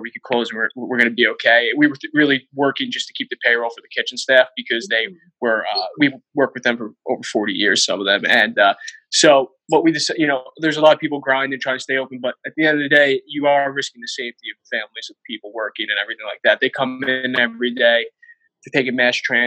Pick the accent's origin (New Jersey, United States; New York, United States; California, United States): New Jersey, United States; Bergen County; now in Weehawken, United States; we're from Bergen County